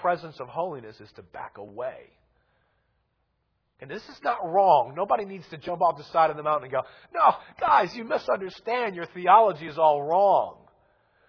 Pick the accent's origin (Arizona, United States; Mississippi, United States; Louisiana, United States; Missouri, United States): Louisiana, United States; we're from Louisiana